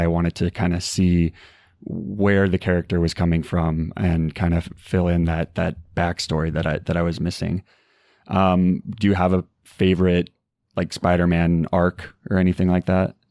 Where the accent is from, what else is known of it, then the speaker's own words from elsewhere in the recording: Arizona, United States; moved away; I'm originally from Arizona